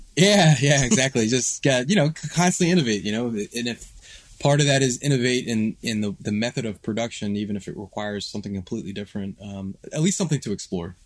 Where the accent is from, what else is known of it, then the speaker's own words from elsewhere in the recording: Philadelphia, Pennsylvania, United States; also born or lived in Washington, D.C.; I'm born and raised in Philadelphia. I, I lived here most of my life.